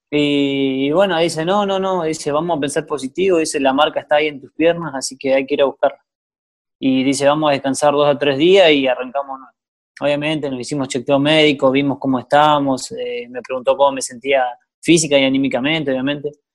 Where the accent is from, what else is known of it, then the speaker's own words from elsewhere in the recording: Gualjaina, Chubut, Argentina; yo soy de Walhaina, nací, me crié ahí